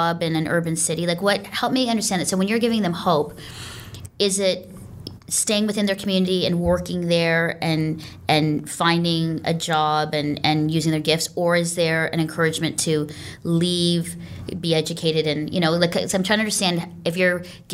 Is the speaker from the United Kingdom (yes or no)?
no; Canada; also born or lived in southern Ontario; as a Canadian who lives in southern, you know, Ontario